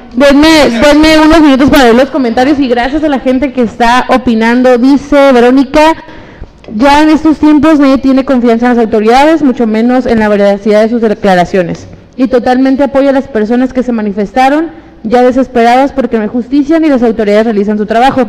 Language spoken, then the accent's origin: Spanish; Mexico; me siento feliz de haber nacido en mi país